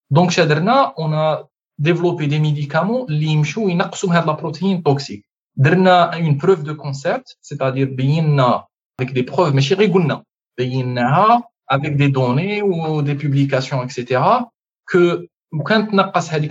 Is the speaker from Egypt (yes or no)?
no; Algeria; moved away; انا كبرت في الجزائر وخرجت من الجزائر